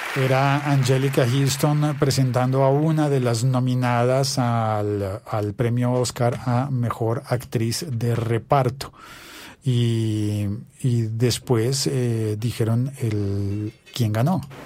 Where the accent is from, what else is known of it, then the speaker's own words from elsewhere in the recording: Colombia; also born or lived in Bogotá; yo soy colombiano y vivo en Bogotá, en Colombia